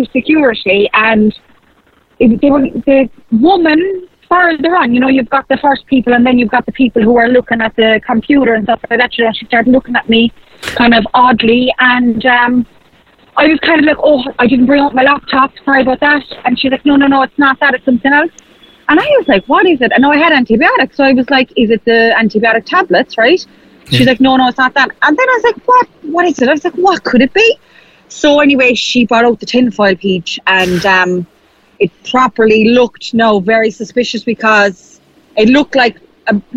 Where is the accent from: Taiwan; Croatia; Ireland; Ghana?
Ireland; Kerry, Munster; moved away; I was home there for a couple of days, and I was flying back from Kerry Airport